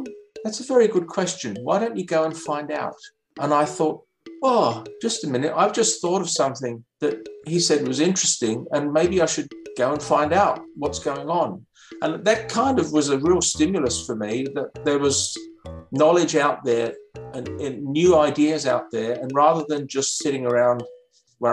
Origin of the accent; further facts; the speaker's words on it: London, United Kingdom; moved away as an adult; also born or lived in Cambridge, United Kingdom / Canberra, Australia; now in Perth, Australia; So I'm British originally. I came from London.